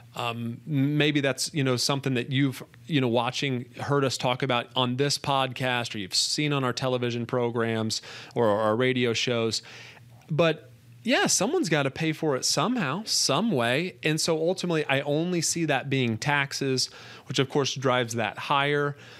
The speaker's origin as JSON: {"language": "English", "country": "United States", "said": "being an American"}